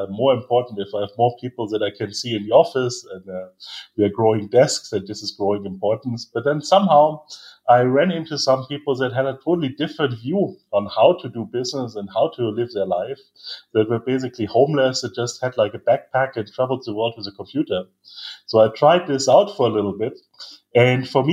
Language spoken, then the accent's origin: English; Munich, Bavaria, Germany; moved away as an adult; also born or lived in Salzburg, Austria; I'm from Munich in Germany